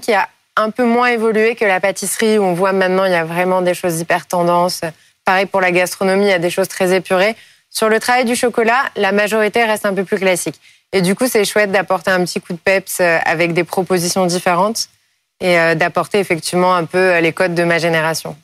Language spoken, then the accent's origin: French; Paris, Île-de-France, France; je suis née à Paris, je suis une fervente parisienne